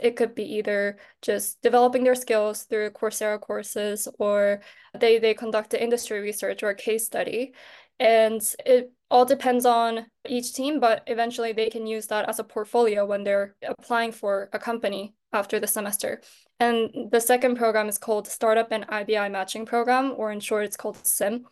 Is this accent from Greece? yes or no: no; Japan; moved away as an adult; now in Seoul, South Korea; I was born and raised in Japan, but I am a Korean national